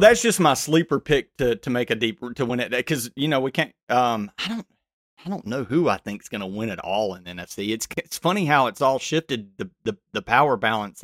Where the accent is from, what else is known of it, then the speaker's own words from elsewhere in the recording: the South, Alabama, United States; I'm from the South